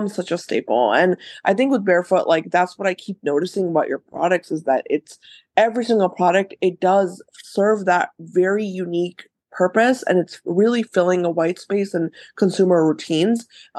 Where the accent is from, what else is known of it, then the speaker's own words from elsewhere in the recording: India; Obviously I'm Indian, so I grew mm-hmm. up with Ayurveda everywhere around me.